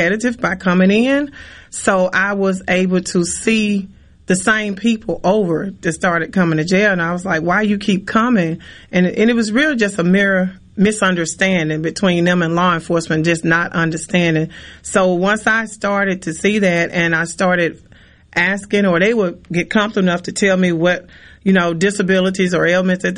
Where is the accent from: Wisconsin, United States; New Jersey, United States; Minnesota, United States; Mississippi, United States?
Mississippi, United States; Port Gibson; my hometown in Port Gibson